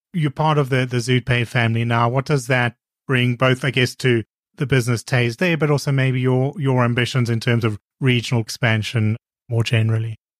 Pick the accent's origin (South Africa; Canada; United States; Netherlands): South Africa; I'm from South Africa